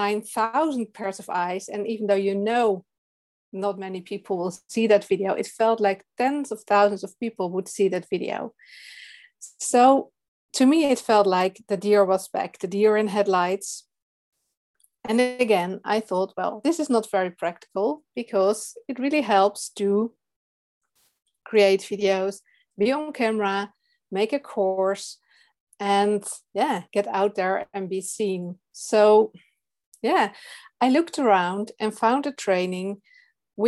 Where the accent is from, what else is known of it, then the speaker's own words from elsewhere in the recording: Netherlands; English is a second language; I'm from the Netherlands.